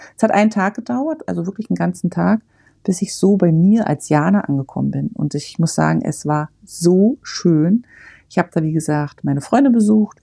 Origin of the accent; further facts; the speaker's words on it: Germany; moved away; ich bin in der DDR geboren und groß geworden